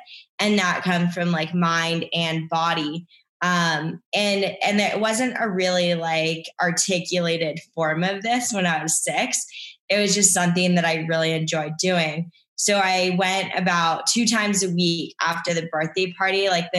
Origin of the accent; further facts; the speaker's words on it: Canada; I'm also Canadian, but I'm a dual citizen.